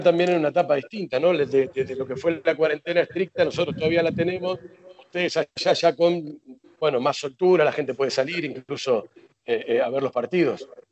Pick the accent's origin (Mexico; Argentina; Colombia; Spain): Argentina; nosotros los argentinos